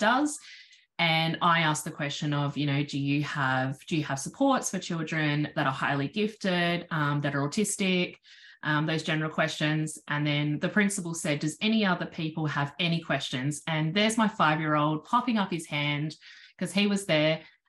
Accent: South Australia, Australia; I'm from South Australia.

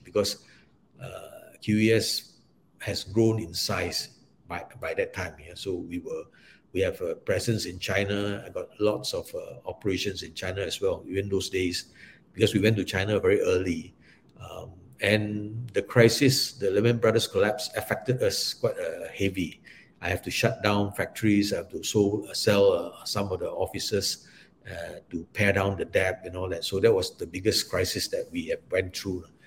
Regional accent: Malaysia; also born or lived in Singapore; I'm a Malaysian

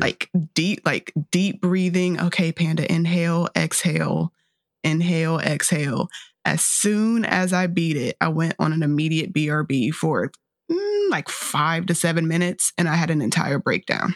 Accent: North Carolina, United States; born and raised in North Carolina

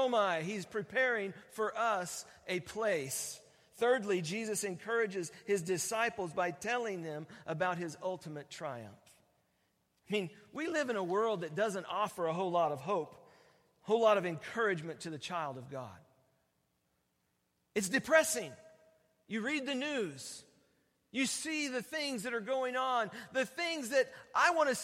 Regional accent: Oregon, United States; I'm from Oregon

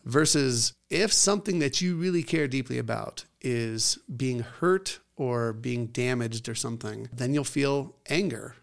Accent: Scotland, United Kingdom; I'm Scottish.

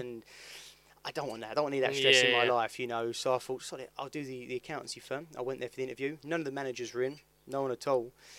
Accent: Dartford, South East England, United Kingdom; I grew up in Dartford. It's quite boring really. I've lived in Dartford, I've worked in Dartford. I live East Hill, and I work on West Hill

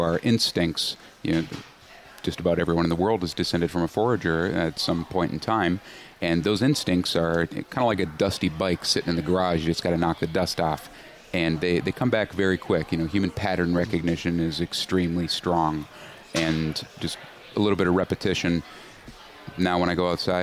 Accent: Willmar, Minnesota, United States; I grew up in Wilmer, Minnesota, about 2 hours west of the cities

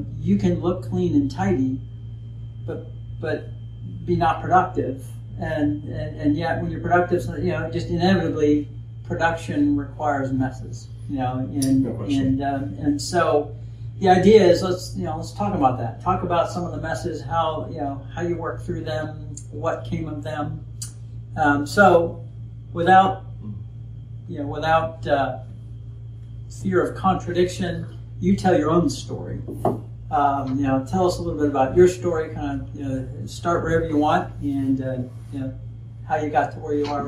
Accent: South Louisiana, United States; now in Pacific Northwest, United States; I was born down south in South Louisiana

